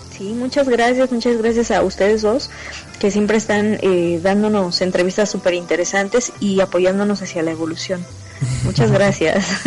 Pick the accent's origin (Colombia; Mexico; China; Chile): Mexico; nuestra cultura mexicana